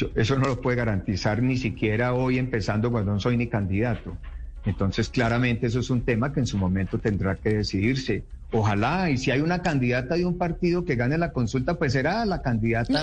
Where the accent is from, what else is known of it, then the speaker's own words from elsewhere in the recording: Pensilvania, Caldas, Colombia; En mi pueblo, Pensilvania